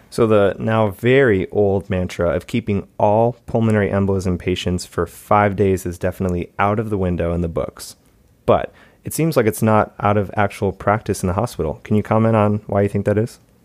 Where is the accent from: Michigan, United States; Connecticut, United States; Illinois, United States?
Michigan, United States; my hometown, Michigan